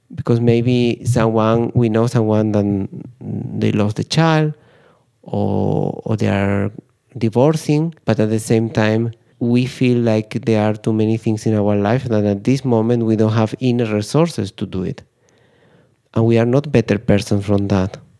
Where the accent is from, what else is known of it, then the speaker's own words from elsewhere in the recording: Spain; I'm from Spain